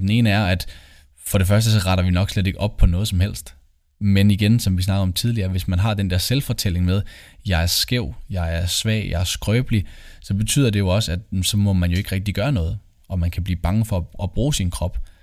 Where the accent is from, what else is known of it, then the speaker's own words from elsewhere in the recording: Copenhagen, Capital Region of Denmark, Denmark; moved away as an adult; also born or lived in Aalborg; now in Aarhus, Denmark; Jeg kommer oprindeligt fra København